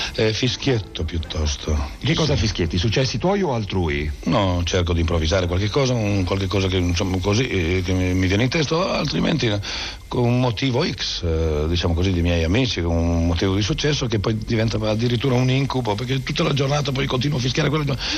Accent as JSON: {"language": "Italian", "region": "Piedmont", "country": "Italy", "said": "sono un piemontese"}